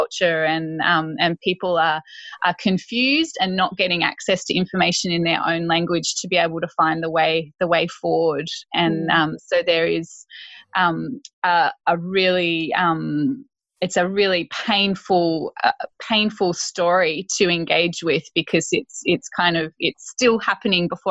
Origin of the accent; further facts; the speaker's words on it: northern New South Wales, Australia; moved away as an adult; also born or lived in Townsville / Arnhem Land; I grew up in northern New South Wales, mm-hmm. in a country town